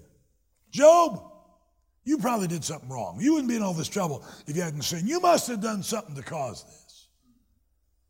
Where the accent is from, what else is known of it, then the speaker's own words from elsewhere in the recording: Greenville, South Carolina, United States; moved away as an adult; now in Michigan, United States; I was born in South Carolina, graduated from college and high school in South Carolina